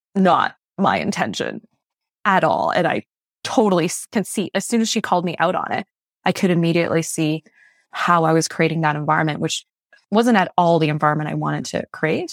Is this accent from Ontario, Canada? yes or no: no; Fredericton, New Brunswick, Canada; first language Mandarin; English is a second language; also born or lived in Malaysia; growing up in New Brunswick, it's not very diverse